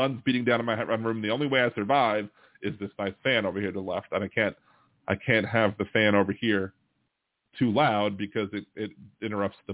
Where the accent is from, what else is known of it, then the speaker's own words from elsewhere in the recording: Maryland, United States; moved away; I'm from Maryland